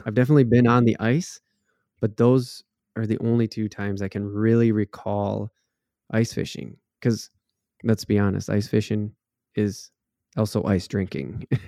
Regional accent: Waconia, Minnesota, United States; grew up on Lake Waconia, essentially, and that's a big lake, um, down here in the southern part of the state, it's actually the second biggest lake next to Lake Minnetonka

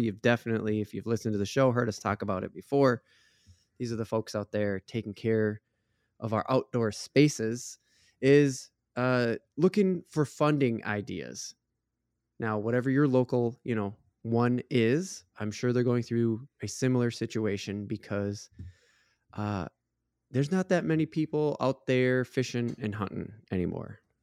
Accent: Minnesota, United States; we're from Minnesota

